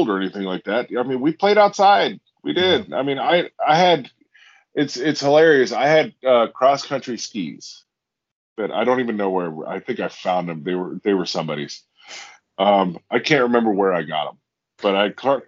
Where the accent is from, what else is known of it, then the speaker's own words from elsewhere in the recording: Seward, Alaska, United States; moved away; I grew up in a town of 2,500 people. My hometown is 3 miles long.